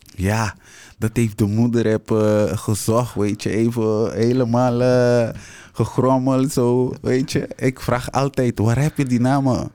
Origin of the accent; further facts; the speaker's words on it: Curaçao; moved away as an adult; now in Netherlands; ben daar geboren opgegroeid, naar school gegaan. En met mijn twintigste ben ik naar Nederland gekomen